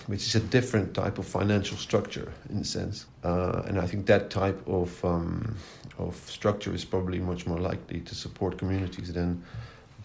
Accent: Netherlands; moved away as an adult; now in United Kingdom; I'm originally from Holland

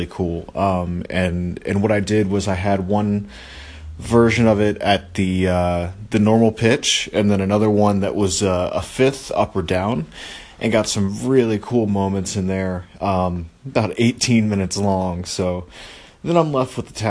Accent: Maryland, United States; I grew up with him in Maryland.

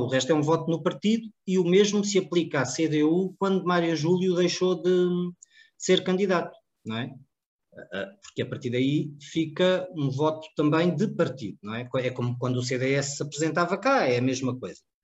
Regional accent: Cartaxo, Santarém District, Portugal; a minha freguesia, a minha terra, a minha cidade

